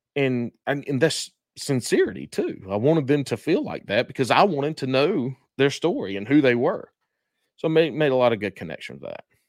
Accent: McBee, South Carolina, United States; accent: country; moved away; my hometown, Macbee, South Carolina

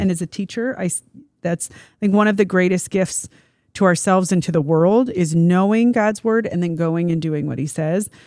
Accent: Kansas, United States; growing up in Kansas, we solidly are known as the most boring, like, dialect

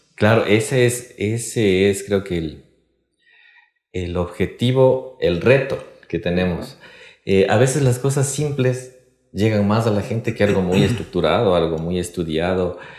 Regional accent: Ecuador; de acá de Quito, del Ecuador

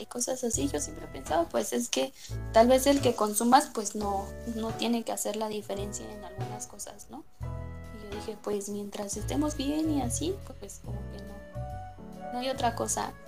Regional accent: Tlaxcala, Mexico; yo soy de Tlaxcala

